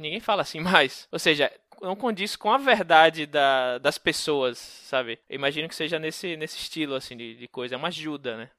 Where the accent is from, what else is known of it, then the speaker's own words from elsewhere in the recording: Northeast Region, Brazil; moved away as an adult; eu que sou nordestino, né? Morei lá minha vida toda